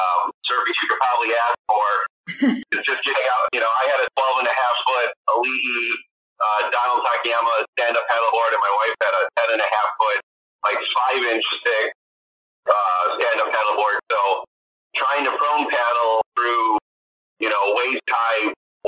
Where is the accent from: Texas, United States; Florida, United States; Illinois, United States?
Illinois, United States; Chicago; moved away as an adult; now in Sheboygan, United States; I was born and raised in Chicago on the north side